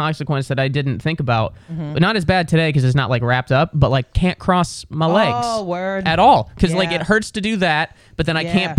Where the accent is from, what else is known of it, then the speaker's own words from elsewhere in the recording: Cincinnati, Ohio, United States; now in New York, United States; growing up in Ohio, you hated the coasts.